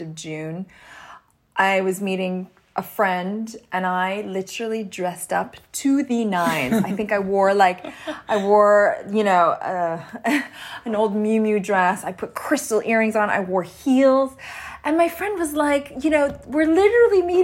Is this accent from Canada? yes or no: yes; Canada; I grew up in Canada.